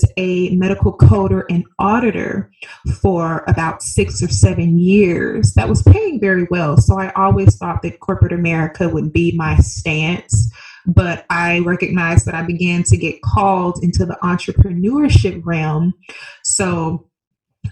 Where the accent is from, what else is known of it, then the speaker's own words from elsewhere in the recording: Birmingham, Alabama, United States; moved away as an adult; also born or lived in Seattle, Washington; now in Scottsdale, United States; I originally was born and raised in Birmingham, Alabama. So I'm a Southern country girl at heart